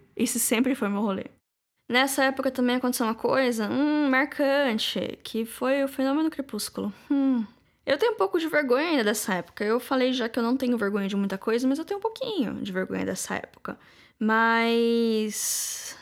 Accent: Lençóis Paulista, São Paulo, Brazil; em Lençóis, que é a minha cidade natal

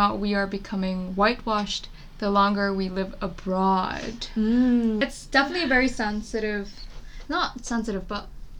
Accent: Indonesia; moved away as an adult; now in London, United Kingdom; I grew up in Indonesia, came to London for university after high school

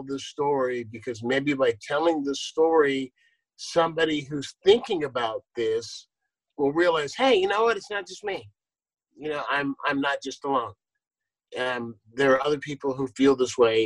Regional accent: San Leandro, California, United States; also born or lived in Akron, Ohio; growing up in San Leandro, when San Leandro was 99.99% white

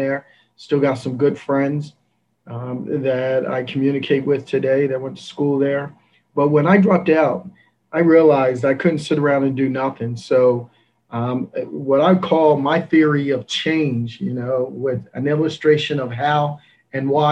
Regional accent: Coatesville, Pennsylvania, United States; also born or lived in Philadelphia; now in Nashville, United States; I grew up in Philadelphia, a place called Coatesville, Pennsylvania

